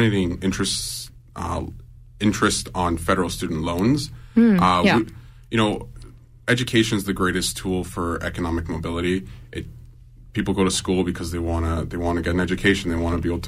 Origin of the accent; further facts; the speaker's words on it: Lethbridge, Alberta, Canada; also born or lived in Colombia; now in Calgary, Canada; So I was born in Colombia. I moved to Canada when I was 7. I grew up in southern Alberta in Lethbridge